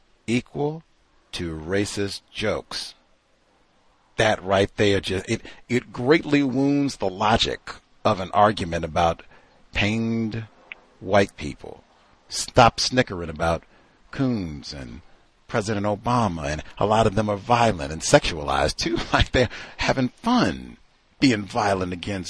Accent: Toronto, Ontario, Canada; Canada, man. Maple Leafs. I do hockey. What are you talking about? I grew up in Toronto.

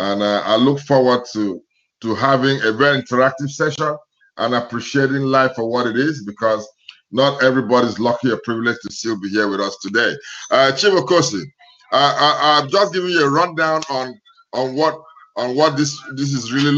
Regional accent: Nigeria; now in United States; my home country, Nigeria

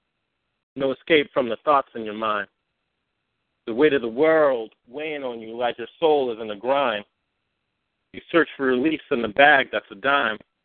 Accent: Oakland, California, United States; now in New York, United States; I'm from California. I reside in New York right now, but I'm from Oakland, California, from the town

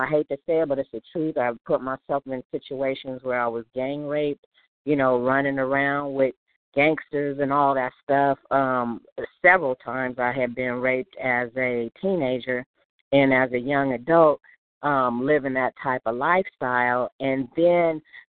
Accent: Los Angeles, California, United States; I was born and raised in South Central Los Angeles

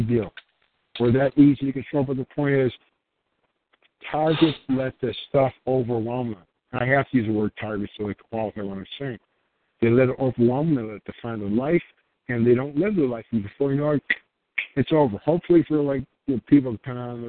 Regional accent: United States; I'm a guy who happens to be born American

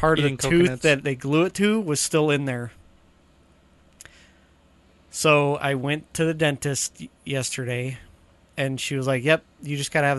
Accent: Boise, Idaho, United States; That's why sometimes I just say, oh, I'm from Boise area.

